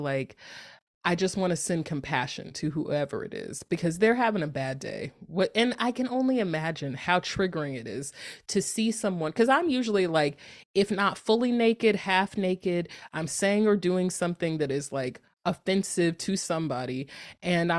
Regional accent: North Carolina, United States; moved away as an adult; now in Northern California, United States; I'm from North Carolina, and it's like very much like I lived in North Carolina for a very long time

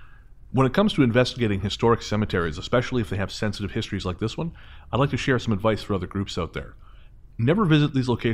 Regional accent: Michigan, United States; moved away as an adult; now in Florida, United States; I'm originally from Michigan myself. Like most of us, I heard all the crazy stories coming out of Florida. After living here for about 10 years now

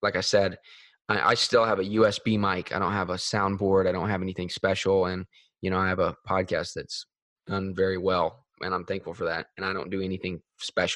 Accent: Nashville, Tennessee, United States; I'm from Nashville.

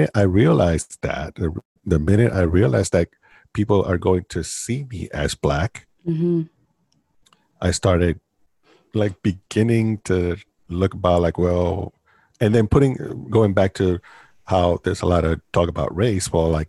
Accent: Puerto Rico; now in United States; I came from Puerto Rico and my mom and I moved to North Carolina, and we were just trying to learn the language and trying to get acclimated and all that good stuff.

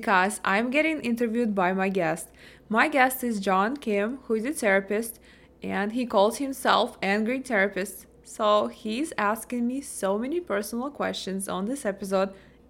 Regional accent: Ukraine; now in United States; when we came to US, I'm originally from Ukraine. Yeah, I'm Russian, but I was from Ukraine

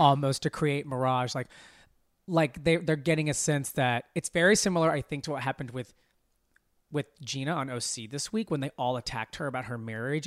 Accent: Arkansas, United States; moved away; also born or lived in Dallas, Texas; I grew up in Arkansas

